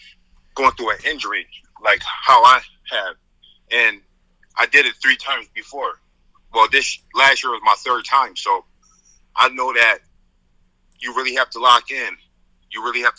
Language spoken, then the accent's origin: English; Syracuse, New York, United States; growing up in Syracuse, you know, really growing up, I really didn't have much in Syracuse